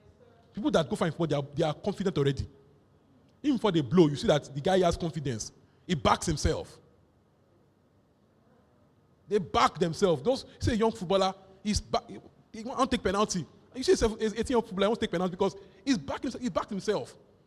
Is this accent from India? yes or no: no; Nigeria; born there; I don't care where you were born, I ordained you. I was born in Nigeria.